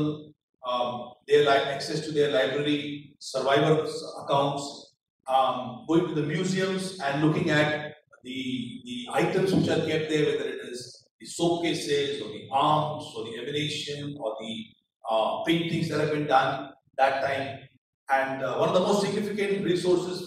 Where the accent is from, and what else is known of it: India